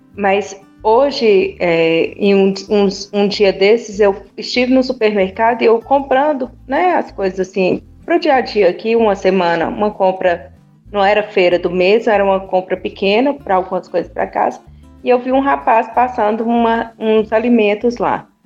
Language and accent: Portuguese; Minas Gerais, Brazil; uma boa mineira